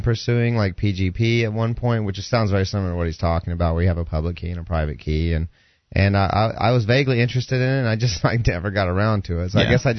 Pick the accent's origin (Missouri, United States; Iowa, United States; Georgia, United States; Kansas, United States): Georgia, United States; moved away; also born or lived in Southern California; I'm from Georgia originally, and Southern California